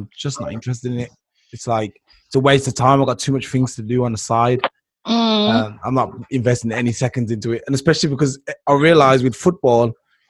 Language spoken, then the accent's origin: English; England, United Kingdom; As an English person